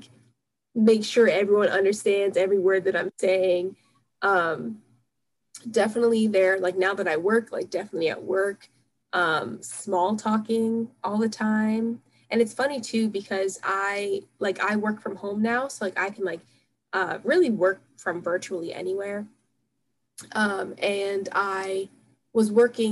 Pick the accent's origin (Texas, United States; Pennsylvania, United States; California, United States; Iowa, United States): Pennsylvania, United States; Philadelphia area; I'm, like, from, like, the Philadelphia area, and, like, people say John here